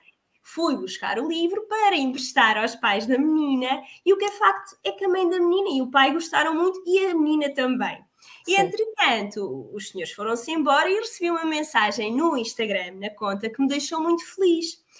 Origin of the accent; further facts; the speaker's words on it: Portugal